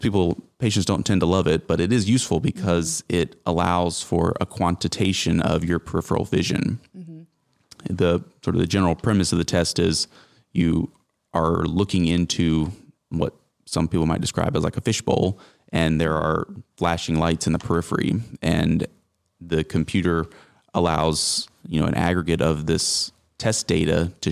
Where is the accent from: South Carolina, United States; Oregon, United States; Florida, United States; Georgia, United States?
South Carolina, United States; Greenville; moved away as an adult; also born or lived in Charleston, South Carolina / Kansas City; now in Tifton, United States; I'm from South Carolina originally, the upstate around Greenville